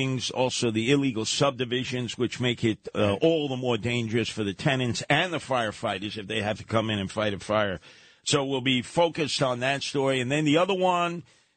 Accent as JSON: {"language": "English", "town": "New York City", "region": "New York", "country": "United States", "tie": "born or raised there", "said": "where I grew up in Canarsie"}